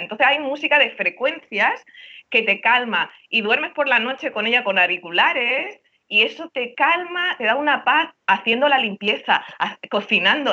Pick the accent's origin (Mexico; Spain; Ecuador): Spain; Barcelona, Catalonia; moved away as an adult; now in Miami, United States; yo soy catalana, pero mi tata andaluza, porque mis padres son andaluces, pero nací en Barcelona